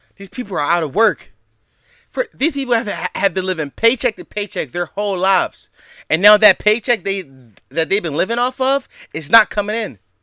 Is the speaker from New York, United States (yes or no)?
no; Philadelphia, Pennsylvania, United States; in the city of Philadelphia, my hometown